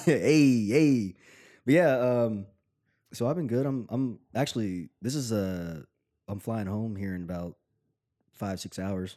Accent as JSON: {"language": "English", "region": "Tennessee", "country": "United States", "said": "I'm from Tennessee"}